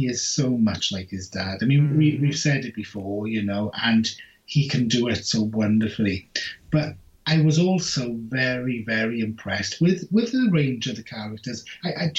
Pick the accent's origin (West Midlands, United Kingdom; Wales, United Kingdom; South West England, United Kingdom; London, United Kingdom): Wales, United Kingdom; I'm Welsh